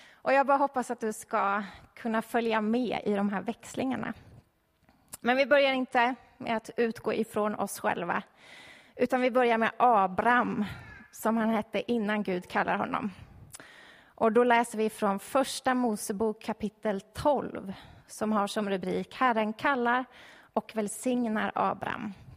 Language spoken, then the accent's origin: Swedish; Stockholm, Stockholm County, Sweden; jag är uppvuxen i Stockholm